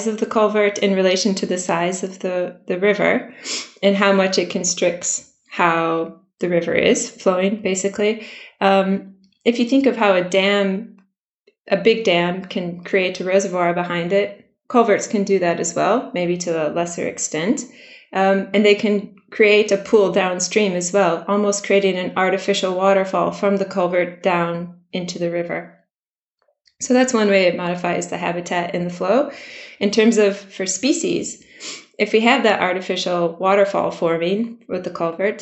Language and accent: English; Michigan, United States; moved away as an adult; now in Swansea, United Kingdom; originally from the United States. Maybe the accent gives it away a bit. I grew up in Michigan, which is surrounded by water.